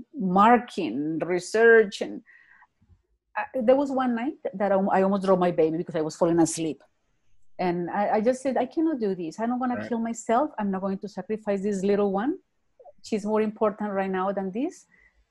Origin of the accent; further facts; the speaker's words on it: Bogota, Colombia; English is a second language; moved away as an adult; also born or lived in Texas / Ontario; now in Calgary, Canada; I live in Calgary. I was born in Bogota, Colombia.